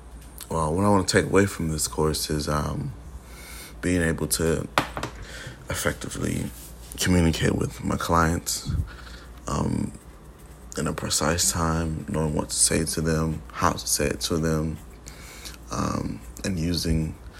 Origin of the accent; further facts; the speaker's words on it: Houston, Texas, United States; also born or lived in Nigeria; I'm from Nigeria, but I was born here in Houston, Texas.